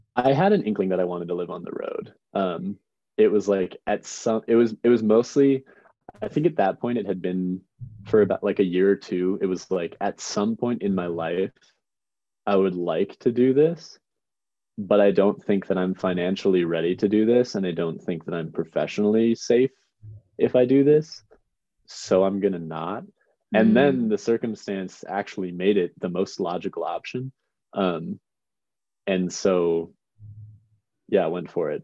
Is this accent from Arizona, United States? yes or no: no; Chicago, Illinois, United States; now in Missoula, United States; I'm from the suburbs outside Chicago, Illinois